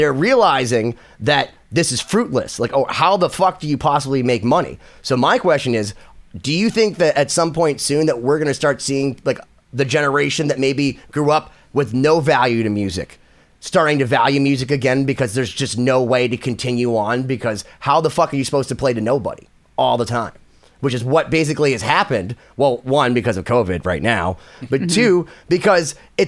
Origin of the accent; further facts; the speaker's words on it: Boston, Massachusetts, United States; I'm from Boston